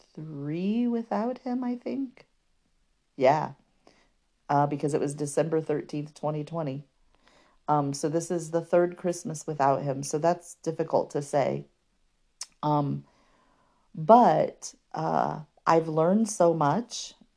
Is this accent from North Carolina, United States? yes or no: no; Fort Wayne, Indiana, United States; I was still living in my hometown of Fort Wayne at the time